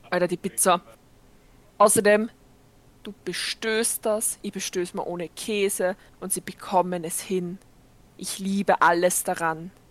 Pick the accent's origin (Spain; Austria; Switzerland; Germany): Austria; Wels, Upper Austria; Inder in Wales. Mhm. Also da, wo ich aufgewachsen bin.